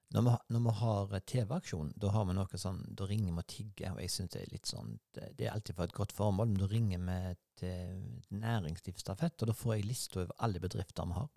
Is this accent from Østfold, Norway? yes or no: no; Sveio, Vestland, Norway; jeg skulle bo hjemme på Lier i Sveio, der jeg vokste opp